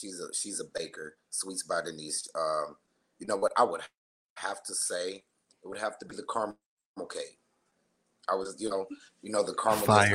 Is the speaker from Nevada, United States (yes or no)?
yes; Las Vegas, Nevada, United States; I am a Las Vegas native. I was born and raised here in Las Vegas, Nevada